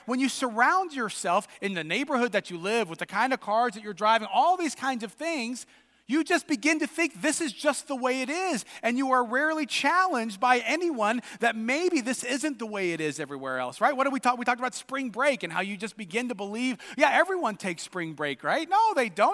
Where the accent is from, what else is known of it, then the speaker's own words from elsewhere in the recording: United States; us as American Christians